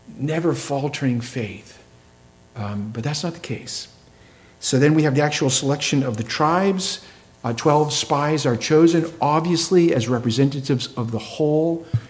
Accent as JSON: {"language": "English", "region": "New England", "country": "United States", "tie": "born or raised there", "said": "I grew up in New England"}